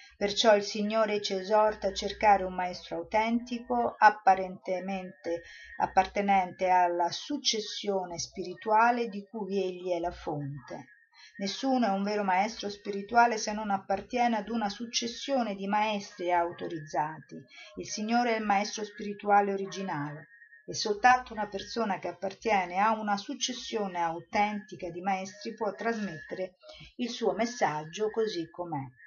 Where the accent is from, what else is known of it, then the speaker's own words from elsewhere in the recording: Rome, Lazio, Italy; io sono romana, sono andata a Roma